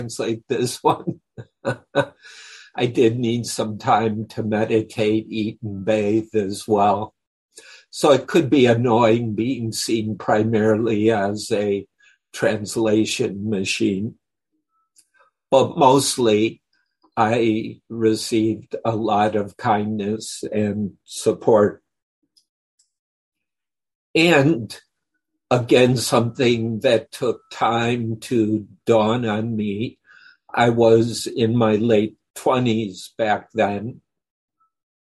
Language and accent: English; United States; moved away as an adult; also born or lived in Thailand; we're American, so we could speak in English